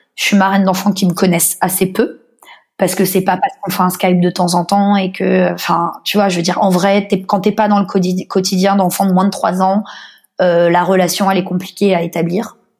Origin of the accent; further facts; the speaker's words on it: Paris, Île-de-France, France; moved away as an adult; now in Australia; en tant que parisienne. Moi c'est aussi pour ça que je me suis jamais sentie totalement, je pense parisienne ou française